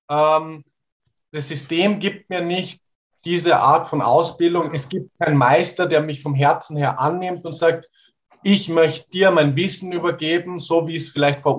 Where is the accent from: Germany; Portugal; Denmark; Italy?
Portugal; German is a second language; ich bin sehr weltoffen aufgewachsen in Portugal in der Natur und mein Papa hat sehr, sehr viel verschiedene Musik aus aller Welt angehört.